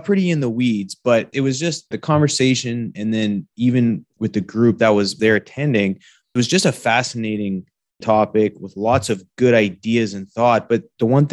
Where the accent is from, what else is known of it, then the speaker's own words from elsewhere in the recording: Canada; moved away as an adult; now in Texas, United States; folks like myself growing up in Canada